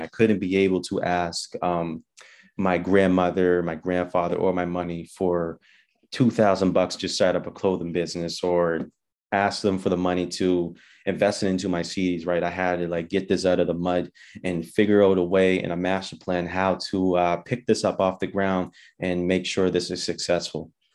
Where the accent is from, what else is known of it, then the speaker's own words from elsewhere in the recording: Halifax, Nova Scotia, Canada; born and raised in Halifax, Uniax Square